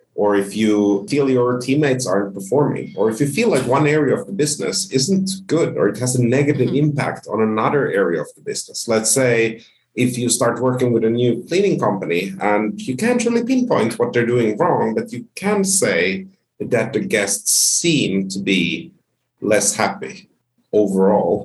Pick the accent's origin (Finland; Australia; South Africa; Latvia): Finland; also born or lived in Sweden / Spain / United Kingdom; now in Ontario, Canada; grew up in Finland. I consider myself Finnish and, and soon to be Canadian